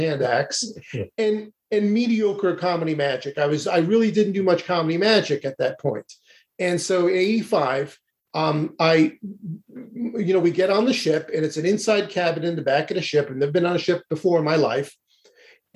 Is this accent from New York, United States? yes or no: yes; New York City, New York, United States; moved away; also born or lived in Boca Raton, Florida; I'm originally born and raised in Brooklyn, New York